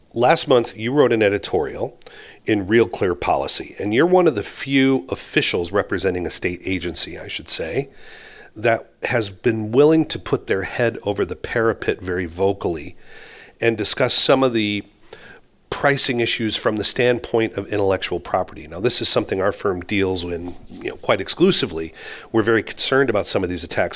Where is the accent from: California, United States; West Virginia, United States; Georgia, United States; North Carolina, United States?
California, United States; moved away as an adult; now in Europe; although I grew up in California, I've spent, you know, most of the last forty years on the other side of the Atlantic